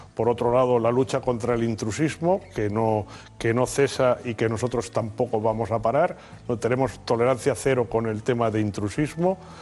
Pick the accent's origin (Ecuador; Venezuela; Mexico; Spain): Spain; los españoles somos